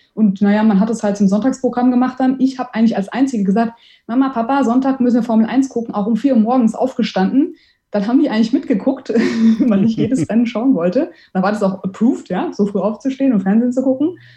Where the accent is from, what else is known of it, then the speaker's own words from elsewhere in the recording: Offenbach am Main, Hesse, Germany; also born or lived in Heidelberg; now in Frankfurt, Germany; Also ich bin gebürtige Offenbacherin